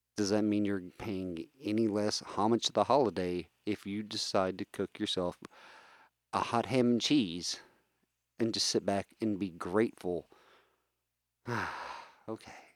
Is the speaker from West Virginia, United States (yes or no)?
yes; West Virginia, United States; I come from a family that uh, let's face it, we come from West Virginia. We're a bunch of hillbillies